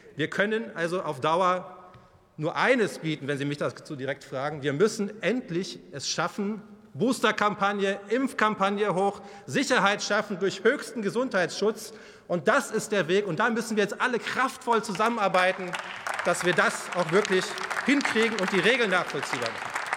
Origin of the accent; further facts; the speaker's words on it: Bavaria, Germany; Ich komme aus Bayern